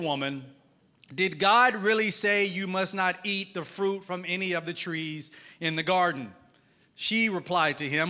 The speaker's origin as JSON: {"language": "English", "region": "Mississippi", "country": "United States", "accent": "Southern twang", "moved": "yes", "lives_now": "Atlanta, United States", "said": "I'm from Mississippi. I live in Atlanta, Georgia, but I'm Southern. So if you hear a twang"}